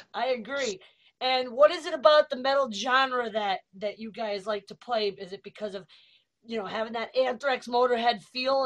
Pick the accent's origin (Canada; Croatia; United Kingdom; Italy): Italy; moved away; my home country italy